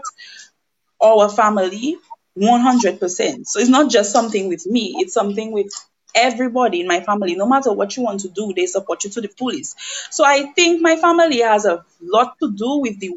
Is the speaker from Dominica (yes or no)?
yes; Roseau, Saint George, Dominica; also born or lived in St. Joseph, Dominica; now in Lubbock, United States; I was raised in Portersville, Roseau